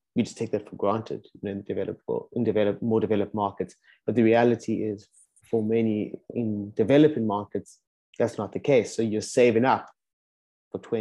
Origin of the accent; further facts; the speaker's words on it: South Africa; moved away as an adult; now in Amsterdam, Netherlands; also born and raised in South Africa, or in Africa, in my case in South Africa, moved also to Amsterdam about a year and a half ago now